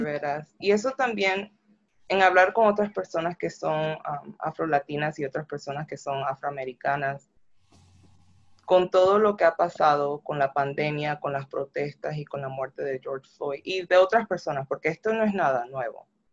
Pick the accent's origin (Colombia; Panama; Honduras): Panama; now in United States; yo soy negra, soy de Panamá y, y soy latina